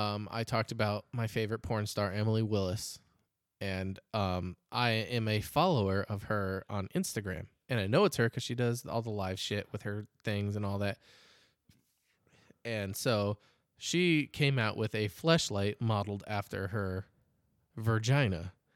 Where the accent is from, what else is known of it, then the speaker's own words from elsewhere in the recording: Scotland, United Kingdom; I liked that one because I'm a Scot.